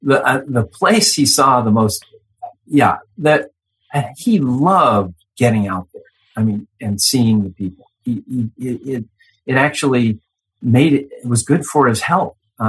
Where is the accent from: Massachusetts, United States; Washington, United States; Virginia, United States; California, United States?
Massachusetts, United States; Boston; I was born in Boston. I thought I knew Boston pretty well.